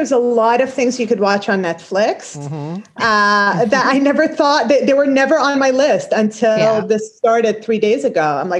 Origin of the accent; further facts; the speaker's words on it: Kuwait; moved away; So in the Middle East, I grew up in Kuwait